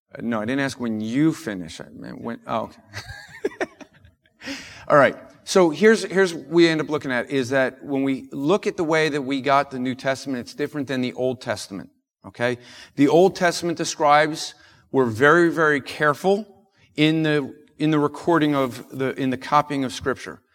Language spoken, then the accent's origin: English; New Jersey, United States; I'm from New York, uh, and so, or from New Jersey